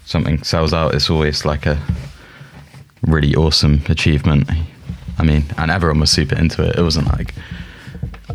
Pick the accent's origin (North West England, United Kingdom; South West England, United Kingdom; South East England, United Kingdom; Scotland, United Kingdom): South West England, United Kingdom; Plymouth; now in Brighton, United Kingdom; I'm from Plymouth originally, which is 2 hours from Falmouth, which is just inside Devon